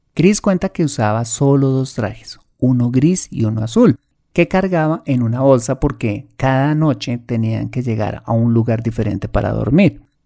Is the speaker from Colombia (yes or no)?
yes; Colombia